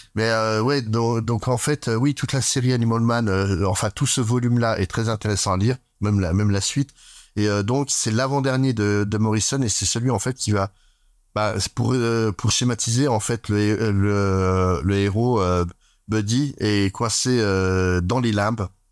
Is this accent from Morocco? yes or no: no; France; chez nous en France